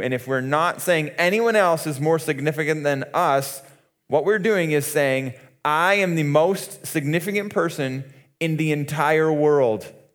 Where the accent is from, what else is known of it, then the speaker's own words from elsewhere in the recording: Muskoka, Ontario, Canada; we grew up in Muskoka